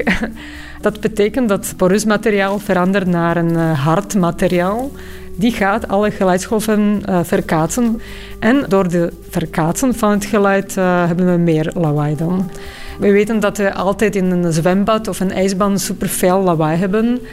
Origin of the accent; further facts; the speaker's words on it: Bratislava, Bratislava Region, Slovakia; moved away; Ik ben opgegroeid in Bratislava in Slowakije.